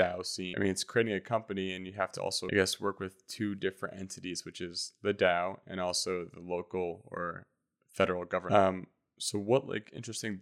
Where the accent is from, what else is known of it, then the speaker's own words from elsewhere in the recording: United States; I'm an American